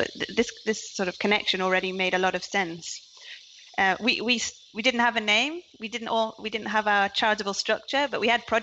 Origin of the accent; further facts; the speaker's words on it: Newcastle upon Tyne, North East England, United Kingdom; accent: Geordie; I'm a Geordie. I'm from Newcastle, the north of England